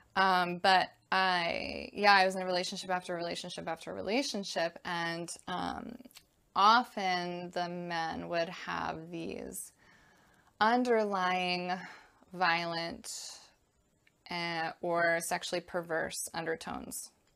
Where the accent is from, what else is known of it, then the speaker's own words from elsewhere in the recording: Connecticut, United States; I was born and raised in Connecticut in the U S